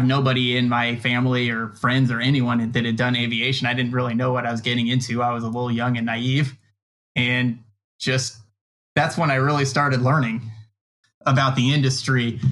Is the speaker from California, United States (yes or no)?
yes; Southern California, United States; I was from Southern California